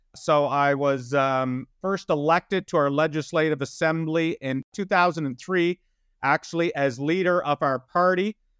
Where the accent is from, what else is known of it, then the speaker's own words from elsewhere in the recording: Prince Edward Island, Canada; moved away as an adult; also born or lived in Ottawa; my hometown of Prince Edward Island